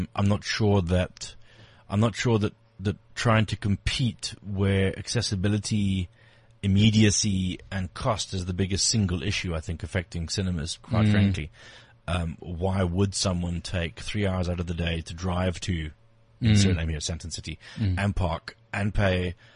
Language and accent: English; England, United Kingdom; now in South Africa; I was born in England, and when I came to this country